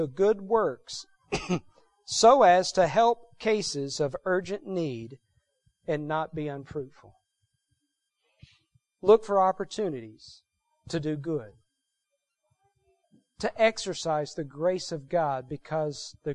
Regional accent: Texas, United States; moved away as an adult; I grew up in Texas

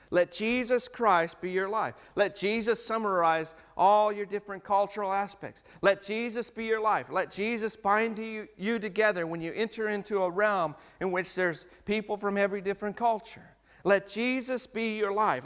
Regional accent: United States; now in New Zealand; as an American

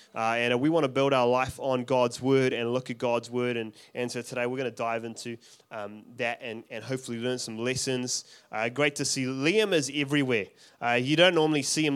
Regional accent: South Africa; moved away; I'm from South Africa originally. I don't have an accent.

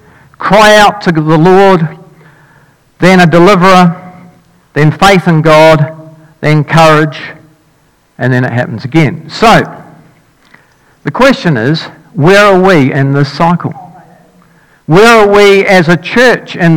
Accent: Dunedin, Otago, New Zealand; moved away as an adult; when I grew up in Dunedin, I lived there for 19 years.

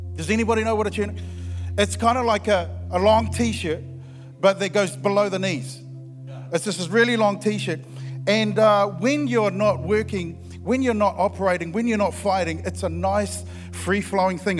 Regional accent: Christchurch, Canterbury, New Zealand; I'm from Christchurch and, and, and, we are loud down there

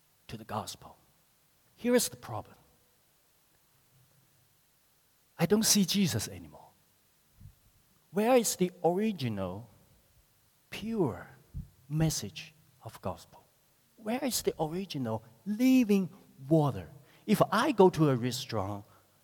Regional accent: China; moved away as an adult; now in New Zealand; I grew up in China

